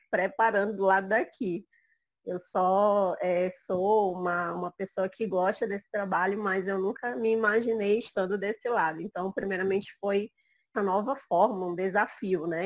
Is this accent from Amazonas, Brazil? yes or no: yes; Manaus, Amazonas, Brazil; eu sou de Manaus, Amazonas.